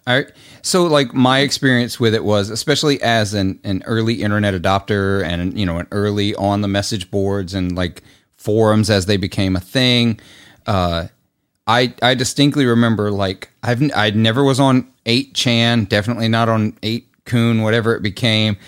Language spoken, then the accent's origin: English; Clarksdale, Mississippi, United States; my hometown